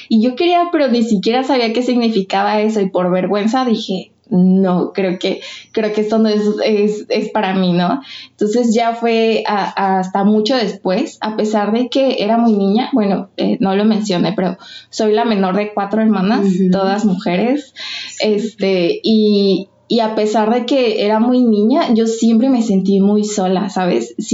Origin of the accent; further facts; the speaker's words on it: Michoacán, Mexico; tengo 23 años, soy de Michoacán, Europa, Michoacán.